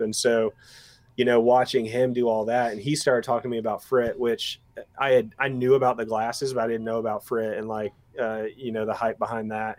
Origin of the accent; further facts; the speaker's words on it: East Tennessee, United States; I'm from East Tennessee